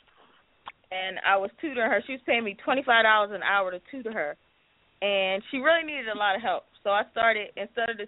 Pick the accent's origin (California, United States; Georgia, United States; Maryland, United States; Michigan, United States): Maryland, United States; Eastern Shore of; I came from the Eastern Shore of Maryland